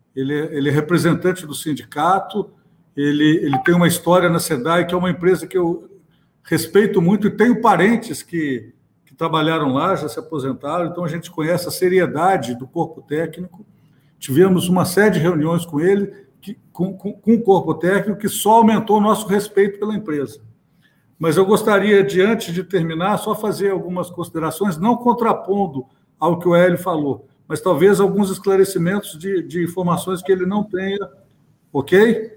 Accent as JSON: {"language": "Portuguese", "region": "Minas Gerais", "country": "Brazil", "moved": "yes", "lives_now": "Rio de Janeiro, Brazil", "said": "apesar de estar aqui no Rio, eu sou de Minas"}